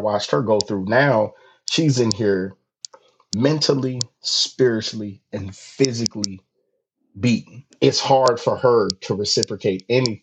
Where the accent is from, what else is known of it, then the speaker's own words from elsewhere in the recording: California, United States; I'm from California